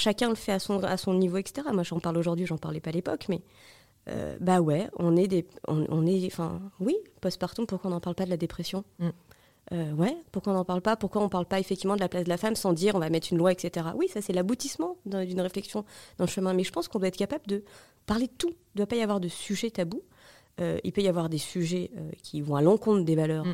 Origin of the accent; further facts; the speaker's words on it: Marie-George Buffet's constituency, Île-de-France, France; moved away as an adult; now in Paris, France; pourquoi pas retourner où t'as grandi